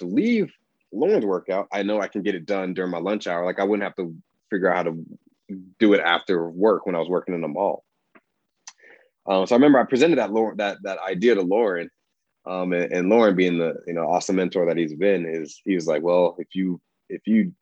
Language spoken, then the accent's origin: English; Aurora, Colorado, United States; moved away as an adult; also born or lived in Des Moines, Iowa / Washington; I grew up in Aurora, Colorado.